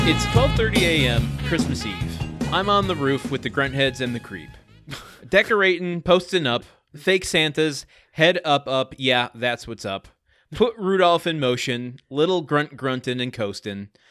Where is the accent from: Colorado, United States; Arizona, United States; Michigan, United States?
Michigan, United States; moved away; I come from a small town.